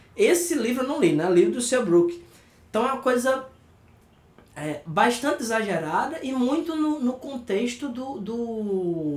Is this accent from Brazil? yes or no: yes; Brazil; para nós que somos brasileiros